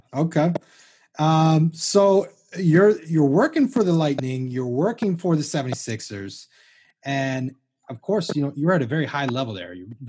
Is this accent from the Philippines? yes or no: no; outside the D.C. area, Virginia, United States; accent: Southern; moved away as an adult; also born or lived in Wilson, North Carolina / Philadelphia; Yeah, I grew up outside of the D.C. area